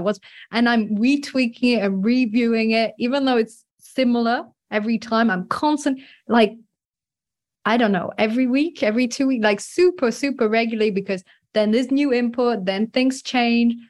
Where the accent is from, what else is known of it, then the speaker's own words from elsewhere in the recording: France; I grew up in France